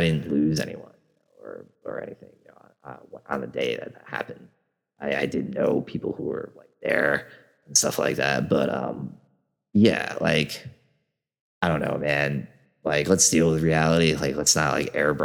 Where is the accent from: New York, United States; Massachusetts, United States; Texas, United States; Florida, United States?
New York, United States; New York City; as a New Yorker